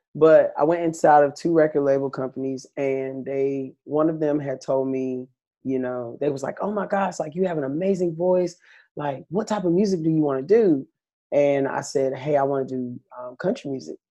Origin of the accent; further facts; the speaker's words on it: Goldsboro, North Carolina, United States; now in Schenectady, United States; grew up in North Carolina, Goldsboro, North Carolina to be exact